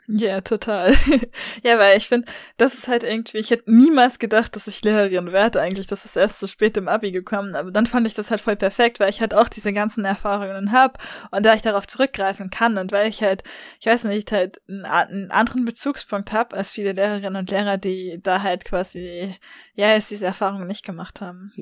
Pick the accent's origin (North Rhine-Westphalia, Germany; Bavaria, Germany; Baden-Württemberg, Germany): Baden-Württemberg, Germany; also born or lived in Tübingen / Freiburg; bei uns in Baden-Württemberg